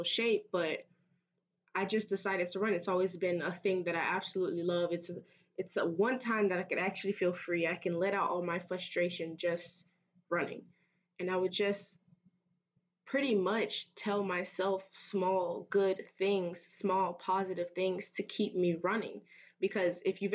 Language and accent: English; Fort Myers, Florida, United States; moved away as an adult; I transfer here from my hometown of Fort Myers